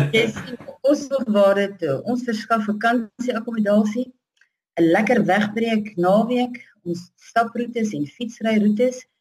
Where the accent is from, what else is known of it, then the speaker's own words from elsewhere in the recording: Tzaneen, Limpopo, South Africa; Ek is uh, gebore en getoe hier in Zanin in die Zanin area. Ek het so 50 km van Zanin af grootgeword.